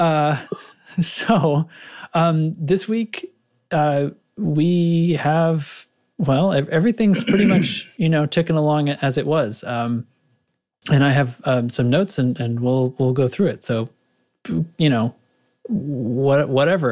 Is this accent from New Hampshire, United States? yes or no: yes; New England, seacoast of New Hampshire, United States; now in Cincinnati, United States; I grew up in New England near the seacoast of New Hampshire